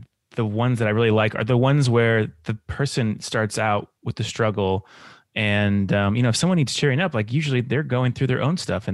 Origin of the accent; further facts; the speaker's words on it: Illinois, United States; moved away; also born or lived in Colorado; I'm from Illinois, and my family, we drove from Colorado to Illinois to see my grandma